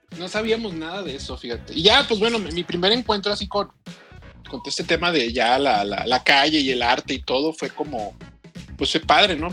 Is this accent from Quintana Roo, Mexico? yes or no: no; Culiacán, Sinaloa, Mexico; nací en Culiacán, Sinaloa